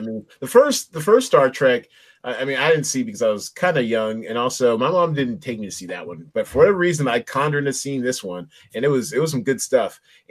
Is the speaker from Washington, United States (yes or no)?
yes; Seattle, Washington, United States; also born or lived in New York; I was born in New York, but we defected to Seattle, you know, when I was like 3 and a half. So my first memories of anything were the day we got to Seattle. So I grew up in Seattle. I claimed Seattle.